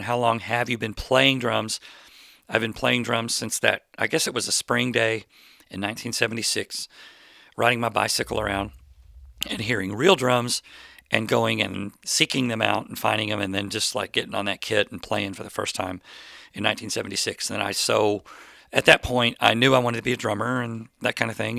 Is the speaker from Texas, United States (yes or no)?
yes; Plano, Texas, United States; I grew up in Plano, Texas